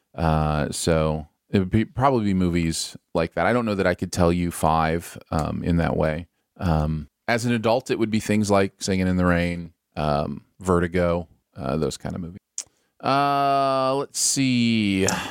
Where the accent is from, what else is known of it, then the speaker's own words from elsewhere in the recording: Michigan, United States; now in Missouri, United States; I grew up in Michigan